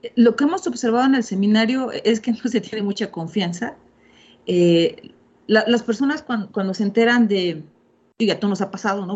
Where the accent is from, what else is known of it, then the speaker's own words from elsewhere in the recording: Mexico; soy mexicana